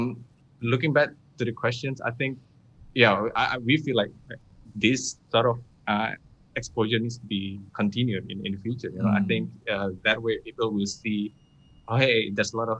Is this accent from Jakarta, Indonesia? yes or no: no; Padang, West Sumatra, Indonesia; now in Malaysia; I'm from Padang